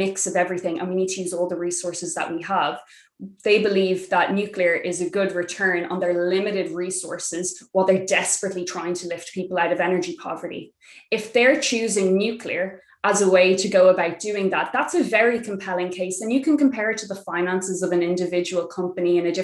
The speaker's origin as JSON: {"language": "English", "country": "Ireland", "said": "We, in Ireland"}